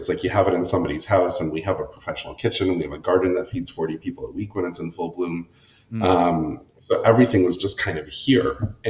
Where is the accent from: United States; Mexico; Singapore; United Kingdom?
United States; New Hampshire; also born or lived in Connecticut / Pennsylvania; We grew up in New Hampshire for... I was there for 8 years, then Pennsylvania for a couple, and then, Connecticut for 8 years, Pennsylvania for a couple, and then New Hampshire for my formative years.